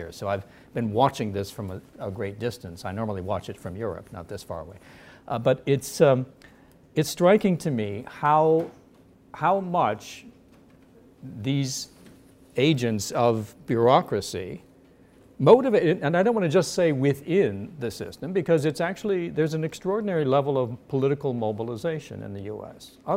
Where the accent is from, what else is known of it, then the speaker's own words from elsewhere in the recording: United States; accent: American; I have an American passport, as you can probably tell from my accent.